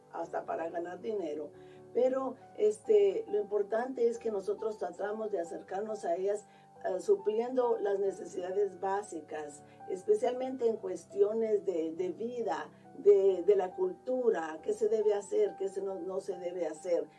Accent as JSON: {"language": "Spanish", "country": "Guatemala", "moved": "yes", "lives_now": "Columbus, United States", "said": "yo soy de Guatemala"}